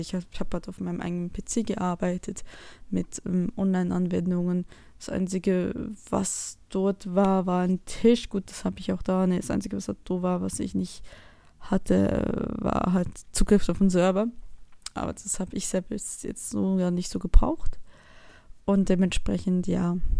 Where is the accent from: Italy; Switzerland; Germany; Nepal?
Switzerland; moved away; ich bin eine Schweizerin, die im Ausland lebt.